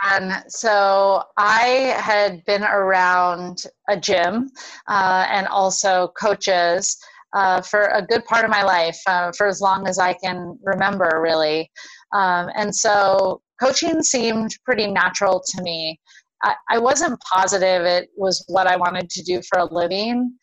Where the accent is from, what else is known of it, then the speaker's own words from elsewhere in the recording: Honolulu, Hawaii, United States; moved away; I grew up in Honolulu, so right in Oahu, right near the university.